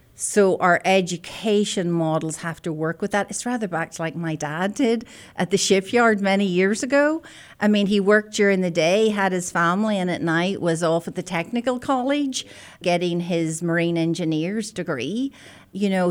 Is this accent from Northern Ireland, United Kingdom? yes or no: yes; Belfast, Northern Ireland, United Kingdom; moved away as an adult; also born or lived in Scotland; now in Oklahoma, United States; I'm a native of the north of Ireland, born and bred in Belfast